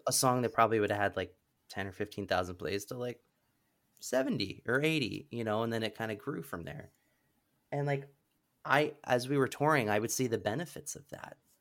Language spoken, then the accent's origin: English; Pennsylvania, United States; I grew up in Pennsylvania